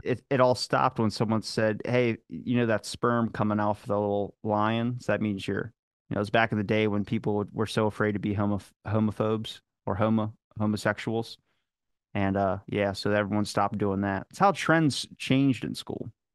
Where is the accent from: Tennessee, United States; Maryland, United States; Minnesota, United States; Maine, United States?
Maryland, United States; accent: Baltimore; I'm from Maryland